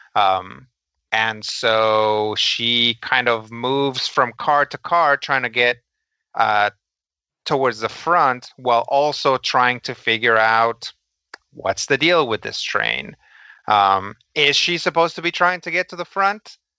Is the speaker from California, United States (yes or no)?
yes; Los Angeles, California, United States; growing up in Los Angeles